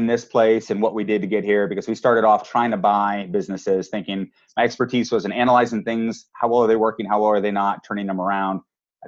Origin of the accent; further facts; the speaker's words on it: New Hampshire, United States; I grew up in New Hampshire. So I'm a New England boy